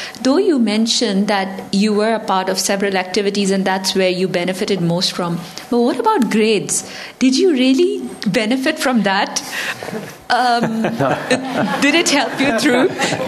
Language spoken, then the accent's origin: English; Pakistan; now in London, United Kingdom; I'm originally from Pakistan and a student here doing law and accounting masters.